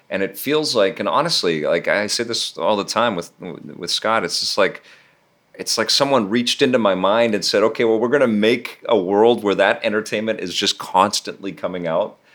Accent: Mexico; I grew up in Mexico for a few, and he was like that was my character.

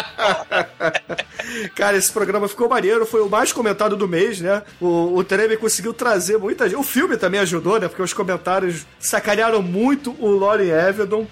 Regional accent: Rio de Janeiro, Brazil; eu sou carioca e não falo assim assim

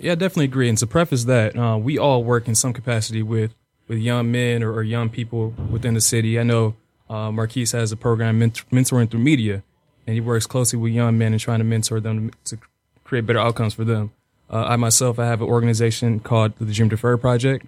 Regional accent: Detroit, Michigan, United States; We're all from Dete-, the city of Detroit

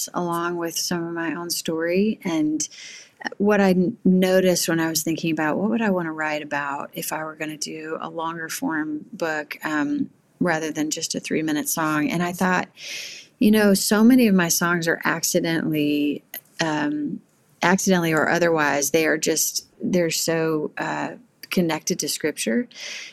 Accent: Missouri, United States; now in Nashville, United States; I grew up originally in Missouri

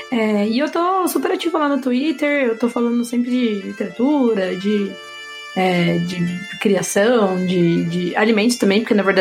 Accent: Campinas, São Paulo, Brazil; eu sou do interior, tô sempre por São Paulo, eu sou de Campinas.

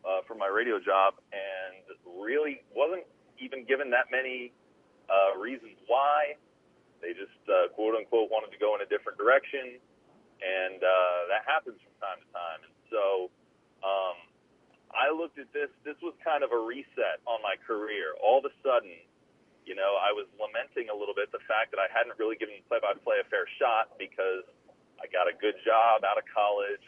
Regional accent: Columbus, Ohio, United States; I got a job offer in Columbus, Ohio, which is my hometown

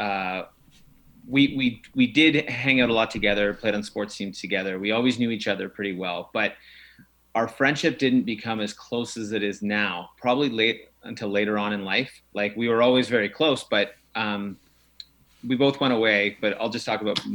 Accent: Bracebridge, Ontario, Canada; I grew up right here in Bracebridge.

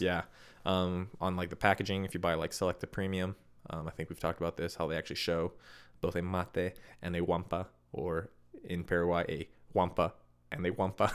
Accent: Midwest, United States; moved away; Where I'm from, where I grew up

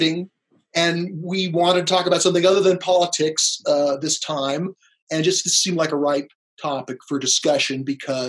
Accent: Los Angeles, California, United States; I grew up in Los Angeles

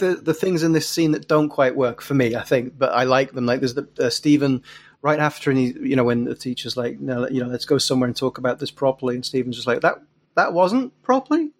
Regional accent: England, United Kingdom; moved away as an adult; also born or lived in Glasgow; I'd written three very serious books set where I grew up in England

